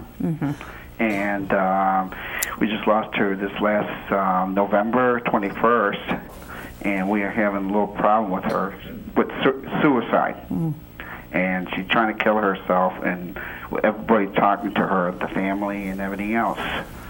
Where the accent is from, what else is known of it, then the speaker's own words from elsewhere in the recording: Chicago, Illinois, United States; I'm from Chicago.